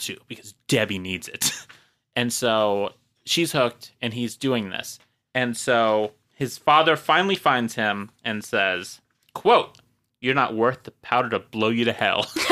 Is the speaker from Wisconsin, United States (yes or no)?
yes; Marshfield, Wisconsin, United States; I was a small town, Marshfield, Wisconsin